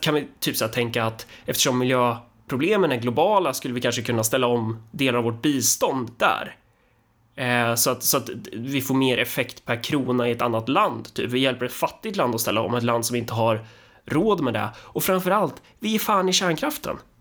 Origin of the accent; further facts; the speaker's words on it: Sweden; jag är så fin och duktig som svensk